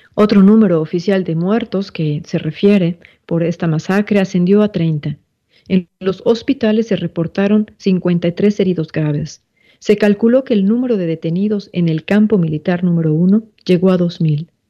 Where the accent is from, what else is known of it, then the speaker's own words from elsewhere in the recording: Mexico; esta fecha que nos marca también como mexicanos